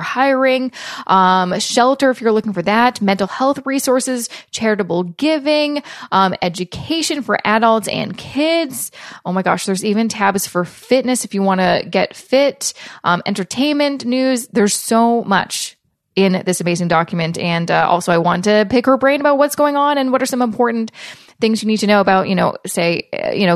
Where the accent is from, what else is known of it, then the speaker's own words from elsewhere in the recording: Canada; being Canadian